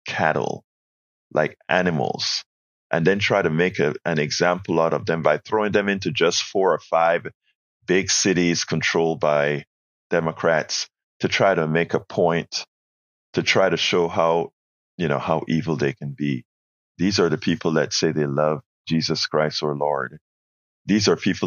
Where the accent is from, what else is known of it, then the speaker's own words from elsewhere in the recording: Panama; now in United States; I'm from Panama. I'm from Central America